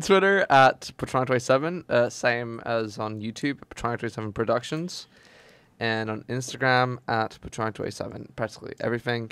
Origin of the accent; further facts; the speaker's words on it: Portugal; moved away; I was originally from Portugal